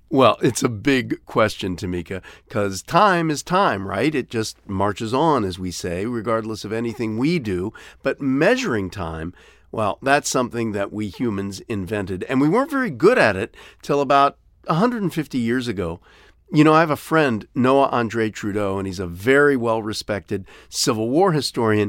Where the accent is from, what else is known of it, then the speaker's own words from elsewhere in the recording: Ohio, United States; growing up in Ohio